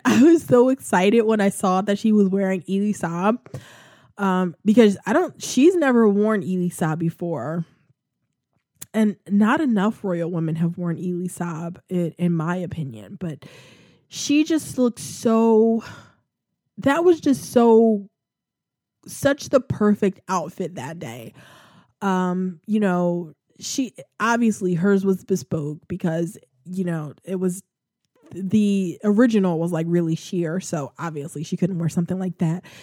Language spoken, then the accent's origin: English; United States; I'm a freaking foreigner. I'm an American